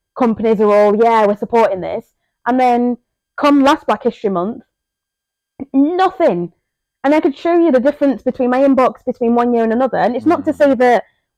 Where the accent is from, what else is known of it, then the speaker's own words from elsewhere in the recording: England, United Kingdom; English is a second language; also born or lived in Zambia; I grew up in England, and who, being from Zambia